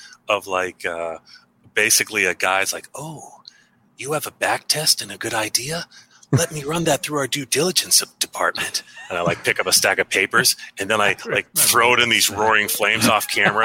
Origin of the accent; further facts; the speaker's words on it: United States; also born or lived in Philadelphia; I'm American